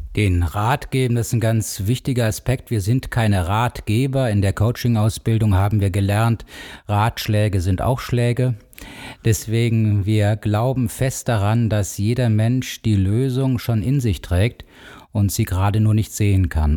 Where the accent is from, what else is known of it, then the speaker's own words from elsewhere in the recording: Cologne, North Rhine-Westphalia, Germany; moved away as an adult; now in Bonn, Germany; Ich bin ursprünglich Kölner, bin in Köln groß geworden, richtig, eine Kölsche Jung